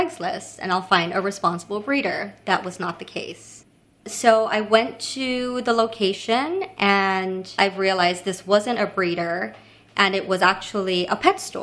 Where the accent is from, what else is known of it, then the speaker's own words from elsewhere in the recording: Kailua-Kona, Hawaii, United States; moved away as an adult; also born or lived in Honolulu, Hawaii; now in New York, United States; So I'm originally from Hawaii